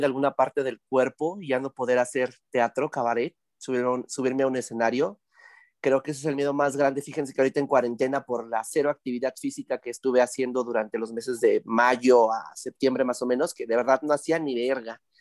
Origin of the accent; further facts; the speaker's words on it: Tlaxcala, Mexico; Yo soy de Tlaxcala